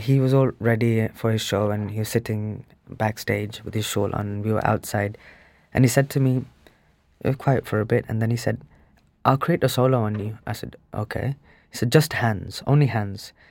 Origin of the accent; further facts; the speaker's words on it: Birmingham, West Midlands, United Kingdom; also born or lived in India; I was brought up in Sparkbrook as well, which is the most uninspiring place on earth. It's the most grey